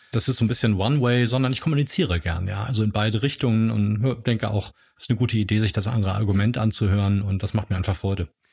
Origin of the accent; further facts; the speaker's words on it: Hamburg, Germany; moved away as an adult; now in Heidelberg, Germany; Hamburger, lebe aber jetzt schon seit ganz vielen Jahren in Heidelberg